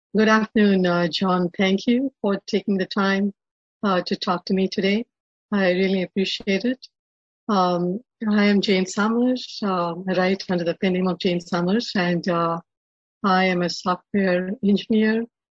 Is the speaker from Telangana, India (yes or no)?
yes; Hyderabad, Telangana, India; now in Atlanta, United States; I was born and brought up in India, uh, in a in a Brahmin family